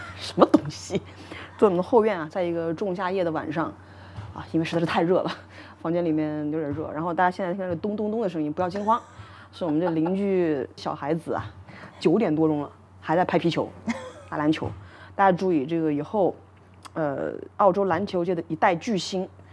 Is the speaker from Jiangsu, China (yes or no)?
no; Hunan, China; now in Melbourne, Australia; 我是湖南人